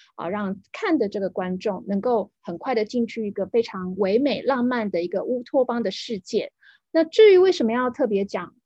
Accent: Taiwan; 我们台湾这边会讲说很爱现

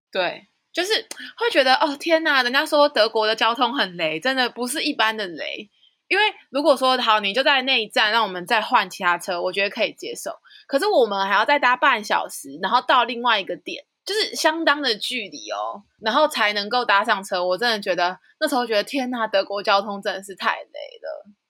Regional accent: Nantou County, Taiwan; 来自南投的

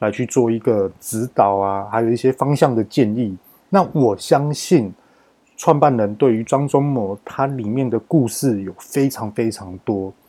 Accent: Taiwan; 那我们台湾人去跟美国告这种大型公司根本告不动

